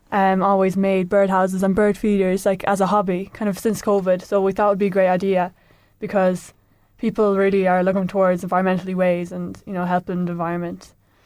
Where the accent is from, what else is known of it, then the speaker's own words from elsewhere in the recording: Rahan, County Offaly, Ireland; I'm from Rahan.